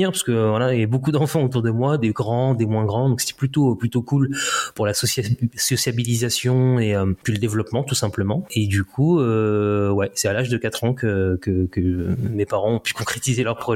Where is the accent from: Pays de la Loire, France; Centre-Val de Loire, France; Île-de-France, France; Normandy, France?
Île-de-France, France; Paris; born there; Alors moi je suis né à Paris en fait, je suis né en je suis né